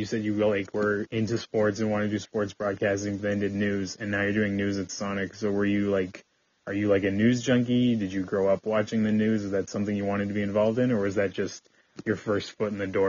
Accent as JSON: {"language": "English", "town": "Edmonton", "region": "Alberta", "country": "Canada", "tie": "born or raised there", "said": "I'm born and raised in Edmonton, like, city kid through and through."}